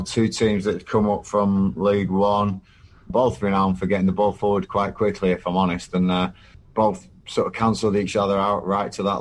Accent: Blackburn, North West England, United Kingdom; moved away; it's my hometown

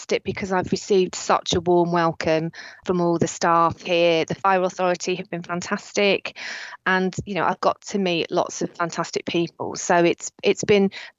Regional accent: Buckinghamshire, Berkshire area, South East England, United Kingdom; moved away as an adult; also born or lived in Merseyside; I was from the Buckinghamshire, Berkshire area

